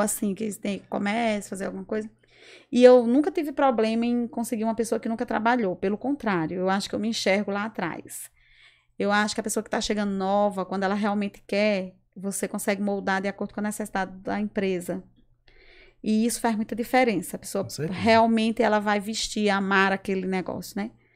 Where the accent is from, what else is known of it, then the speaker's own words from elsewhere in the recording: São Bento, Rio Grande do Norte, Brazil; also born or lived in Serra Negra, Rio Grande do Norte; Nasci, na verdade, eu sou natural do Rio Grande do Norte, nasci em Serra Negra, mas sempre morei em São Bento e no São Bernardo principal bairro.